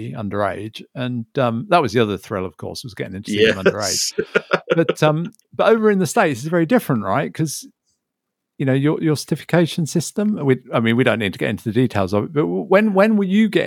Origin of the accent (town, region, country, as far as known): United Kingdom